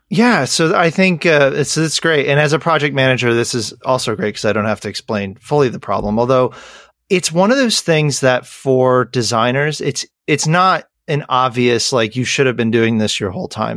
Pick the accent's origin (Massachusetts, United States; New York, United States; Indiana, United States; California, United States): New York, United States; Western; born and raised in Western New York